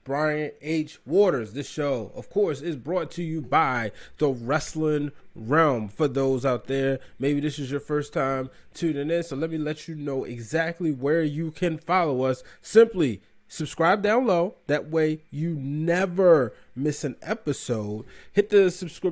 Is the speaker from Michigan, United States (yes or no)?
no; Baltimore, Maryland, United States; my hometown of Baltimore, Maryland